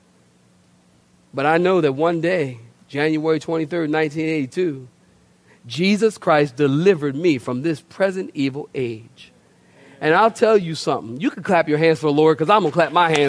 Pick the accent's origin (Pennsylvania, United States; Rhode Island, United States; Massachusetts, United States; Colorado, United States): Pennsylvania, United States; Philadelphia; moved away; also born or lived in Oceanside, California; I'm from Philadelphia originally.